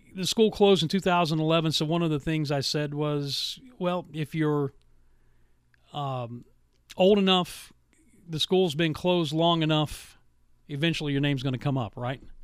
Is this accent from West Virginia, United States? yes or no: yes; Williamson, West Virginia, United States; moved away; My hometown of Williamson, West Virginia, was such a great place to grow up.